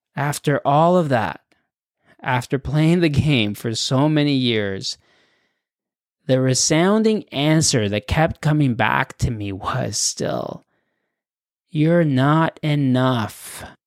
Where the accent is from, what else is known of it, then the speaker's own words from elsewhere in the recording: Acapulco, Guerrero, Mexico; English is a second language; now in Canada; I was born in Acapulco, a resort town on Mexico's Pacific coast